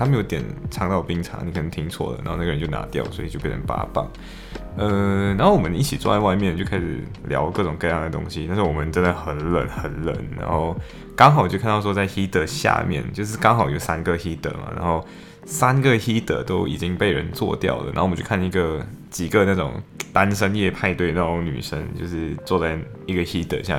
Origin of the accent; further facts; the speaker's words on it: Malaysia; now in United Kingdom; 然后我们说我们从马来西亚来